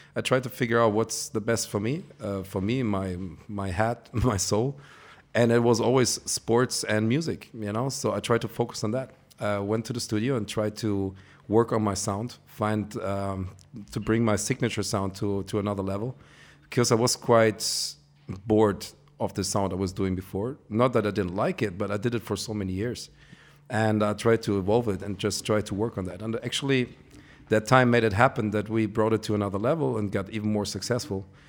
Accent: Ibiza, Balearic Islands, Spain; I'm from Ibiza

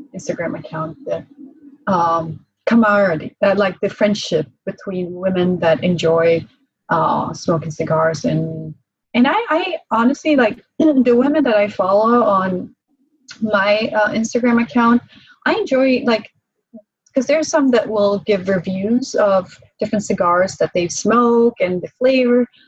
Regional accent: Prague, Czechia; moved away; I was born in Prague in Czech Republic.

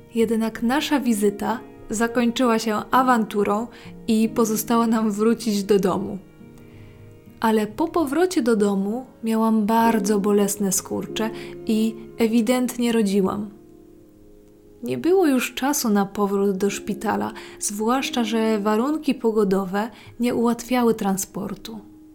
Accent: mountain regions of Poland, Poland; Tam skąd pochodzę, zima była bardzo mroźna, surowa i śnieżna

